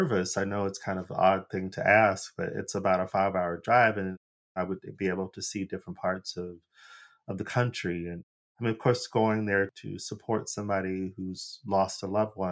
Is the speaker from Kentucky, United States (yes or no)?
no; Phoenix, Arizona, United States; moved away as an adult; now in Los Angeles, United States; I'm from Phoenix, Arizona, which doesn't have a visibly large Black population